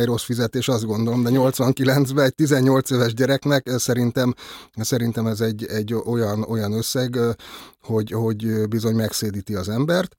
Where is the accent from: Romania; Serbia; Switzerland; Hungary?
Hungary; Budapest; egyszerű cinkotai paraszgyerek lévén